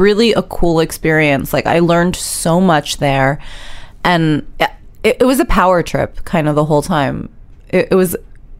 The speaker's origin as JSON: {"language": "English", "town": "New York City", "region": "New York", "country": "United States", "tie": "born or raised there", "said": "I grew up in New York City"}